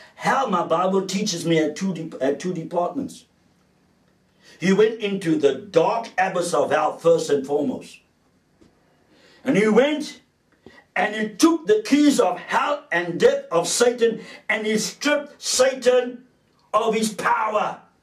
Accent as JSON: {"language": "English", "country": "South Africa", "tie": "born or raised there", "said": "being a South African growing up in the apartheid era"}